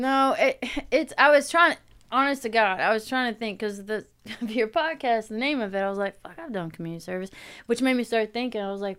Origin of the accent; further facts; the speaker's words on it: Louisville, Kentucky, United States; You were just in my hometown. Louisville.